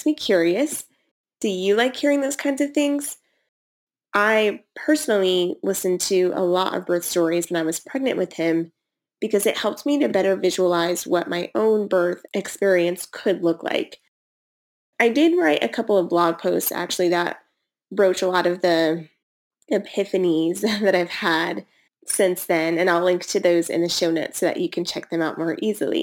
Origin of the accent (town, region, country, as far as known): United States; born or raised there